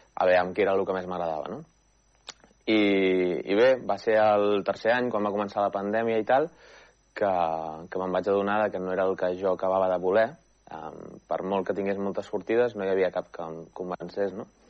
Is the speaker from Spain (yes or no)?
yes; Manresa, Catalonia, Spain; Soc manresà, vaig néixer a Manresa i he viscut tota la vida a Manresa.